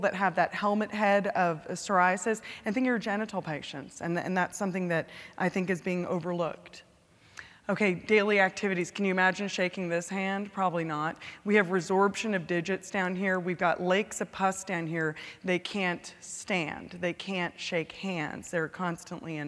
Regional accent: California, United States; now in Texas, United States; California, my home state

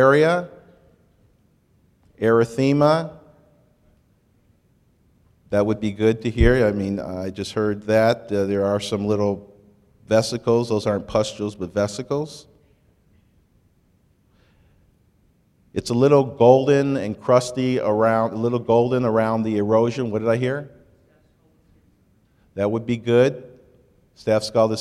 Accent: Michigan, United States; moved away; I grew up in Michigan

